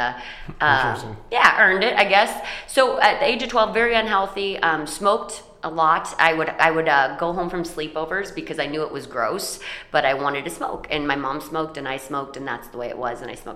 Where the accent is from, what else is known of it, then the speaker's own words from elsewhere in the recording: Paulding County, Ohio, United States; I was born in Paulding County, Ohio.